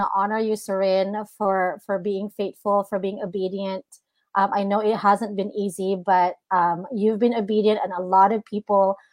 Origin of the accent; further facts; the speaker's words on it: Philippines; now in Redding, United States; I was born and raised in the Philippines, and to be here in the United States, I've been in Redding, California for 15 years